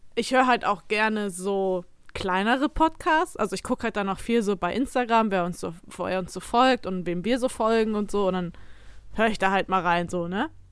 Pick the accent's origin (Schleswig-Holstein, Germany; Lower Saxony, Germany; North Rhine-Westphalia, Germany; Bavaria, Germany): North Rhine-Westphalia, Germany; Emsdetten; ich komme ja aus Emstetten